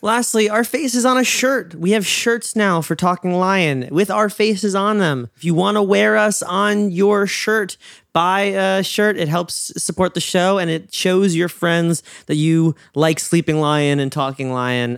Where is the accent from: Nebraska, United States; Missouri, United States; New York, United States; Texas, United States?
New York, United States; I'm from New York